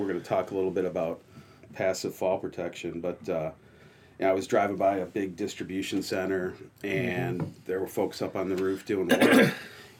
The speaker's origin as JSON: {"language": "English", "town": "Chicago", "region": "Illinois", "country": "United States", "tie": "born or raised there", "said": "born and raised in Chicago, still live there"}